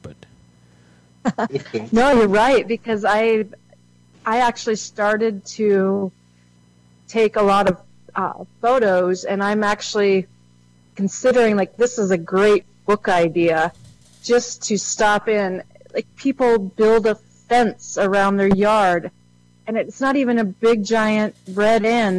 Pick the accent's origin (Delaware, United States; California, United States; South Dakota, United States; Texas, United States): South Dakota, United States; now in Nebraska, United States; I grew up in South Dakota